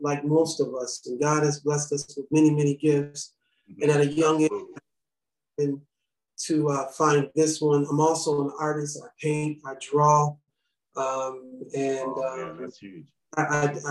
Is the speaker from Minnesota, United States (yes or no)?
yes; St. Paul, Minnesota, United States; I'm originally from St. Paul, born and raised